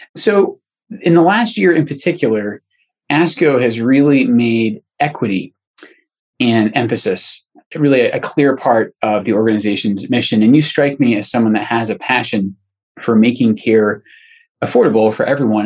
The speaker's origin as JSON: {"language": "English", "region": "Scotland", "country": "United Kingdom", "moved": "yes", "said": "And I'm originally from Scotland, and so I, I know a tiny bit of Gaelic."}